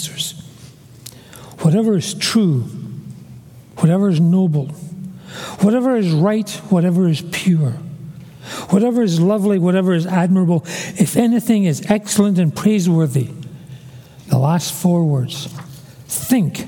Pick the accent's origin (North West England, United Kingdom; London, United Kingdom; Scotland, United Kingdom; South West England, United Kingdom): Scotland, United Kingdom; Glasgow; I was born in Glasgow, a big, gray, dirty tenement building. I'm a city boy